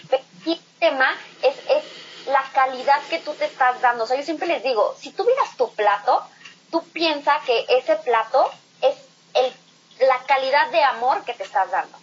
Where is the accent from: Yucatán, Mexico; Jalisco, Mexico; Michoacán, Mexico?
Michoacán, Mexico; Morelia; moved away as an adult; me fui de Morelia a los 17 años, perdón, a los 19 años